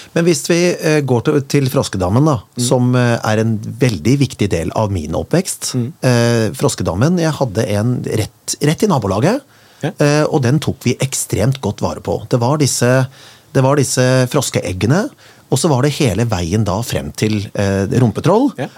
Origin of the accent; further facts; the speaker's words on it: Kongsberg, Buskerud, Norway; moved away; jeg kommer fra Kongsberg opprinnelig